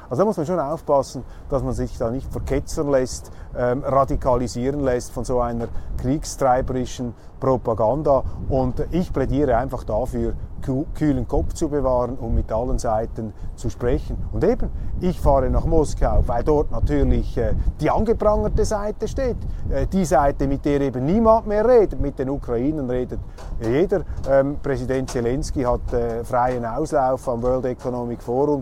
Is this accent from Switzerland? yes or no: yes; Switzerland; bei uns in der Schweiz